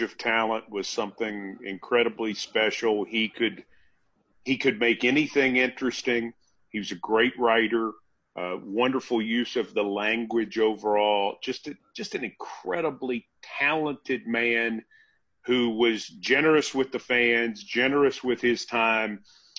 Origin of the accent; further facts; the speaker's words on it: Franklin, Tennessee, United States; working at the cable access station in my hometown of Franklin